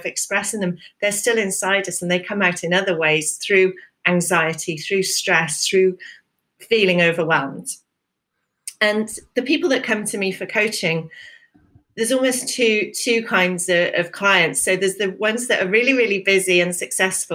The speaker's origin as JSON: {"language": "English", "country": "United Kingdom", "said": "traditionally British, you know, as so many of us are"}